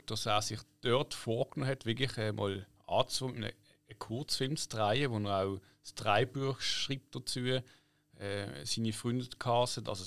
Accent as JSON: {"language": "German", "town": "Poole", "region": "South West England", "country": "United Kingdom", "tie": "born there", "moved": "yes", "said": "74 im April geboren in Poole, England. Das ist ja nähe Bournemouth. Das wiederum ist nähe Southampton."}